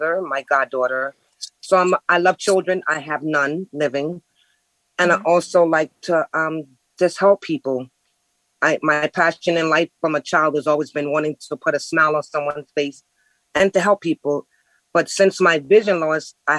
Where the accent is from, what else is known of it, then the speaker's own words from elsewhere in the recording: New York City, New York, United States; moved away as an adult; now in Harrisburg, United States; I was missing my hometown because I've never lived out of New York